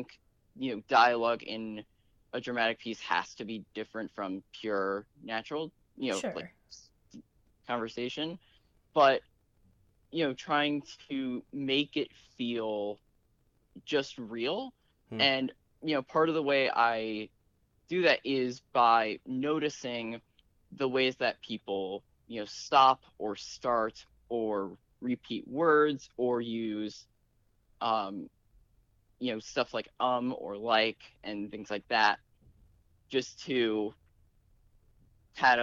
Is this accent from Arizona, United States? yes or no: no; Connecticut, United States; I'm from Connecticut.